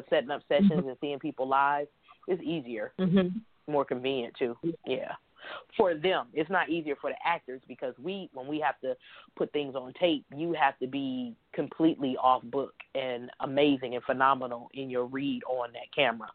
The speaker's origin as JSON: {"language": "English", "town": "Detroit", "region": "Michigan", "country": "United States", "tie": "born or raised there", "said": "I was raised in Detroit, Michigan"}